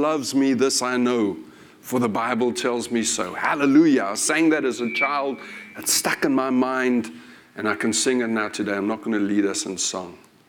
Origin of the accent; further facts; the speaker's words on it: United Kingdom; One of the things I like about being British is our politeness.